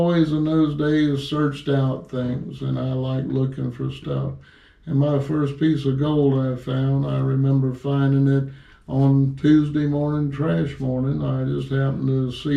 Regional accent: Tampa, Florida, United States; I'm from Tampa, Florida. I was born on Del Mabry when it was a two-lane highway

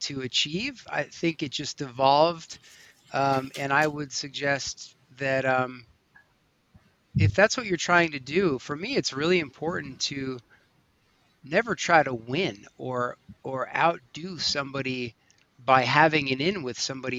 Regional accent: Long Beach Island, New Jersey, United States; moved away as an adult; now in Colorado, United States; the street I grew up on Long Beach Island, New Jersey

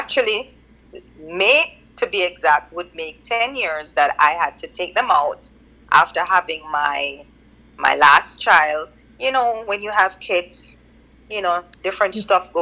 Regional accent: Jamaica; as a Jamaican

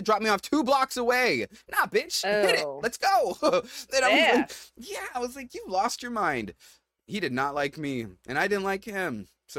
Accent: New York, United States; we're very open and relaxed and we're from New York, you know, we just love is love

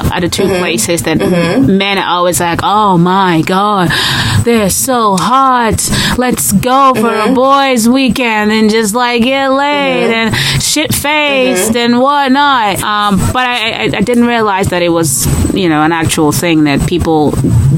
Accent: Nigeria; I'm Nigerian

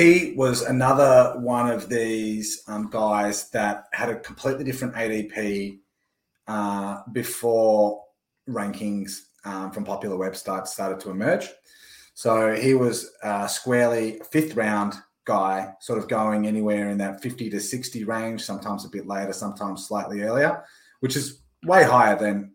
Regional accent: Melbourne, Victoria, Australia; my hometown, Melbourne, Australia

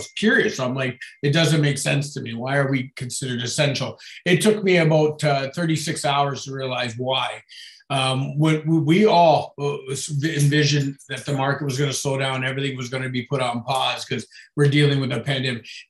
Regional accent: Niagara, Ontario, Canada; me being born and raised in Niagara

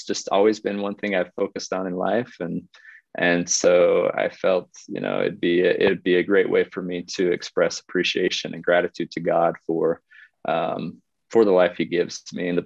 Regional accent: Utah, United States; also born or lived in South Bend, Indiana / Washington, D.C.; We were raised here in Utah

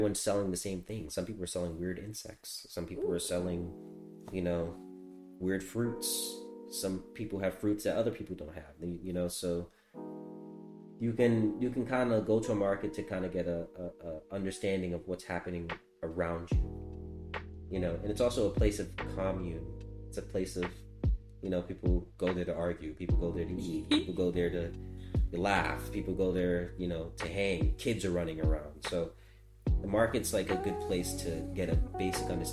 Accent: New York, United States; growing up in New York

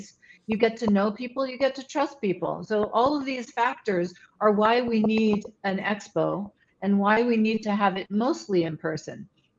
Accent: England, United Kingdom; now in United States; I grew up in England

